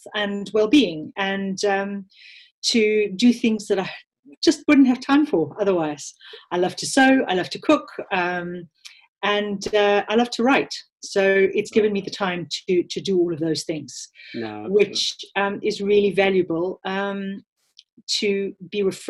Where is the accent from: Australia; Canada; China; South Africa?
South Africa; accent: South African; moved away; You can probably hear from my accent that I'm South African born, although I am a British citizen through my parents